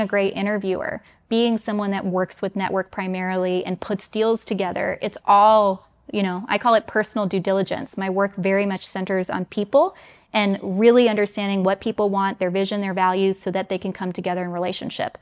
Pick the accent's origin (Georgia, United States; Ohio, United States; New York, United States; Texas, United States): New York, United States; New York City; moved away as an adult; also born or lived in Denmark; I was born in New York City, grew up in the New York area, but I'm also half Danish